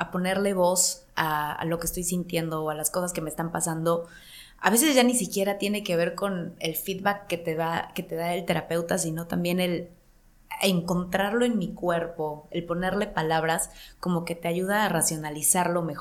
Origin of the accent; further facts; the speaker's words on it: Mexico; como actriz o como mujer o como mexicana en la cultura que crecí, como más a la antigüita